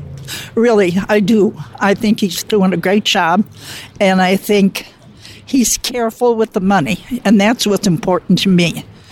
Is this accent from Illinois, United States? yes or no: yes; Buffalo Grove, Illinois, United States; Buffalo Grove, Illinois, outside of Chicago.